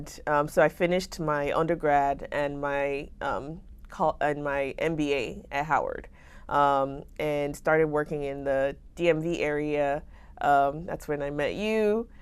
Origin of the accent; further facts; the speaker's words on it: Lagos, Nigeria; moved away as an adult; now in United States; So I grew up in Nigeria, so in Lagos specifically.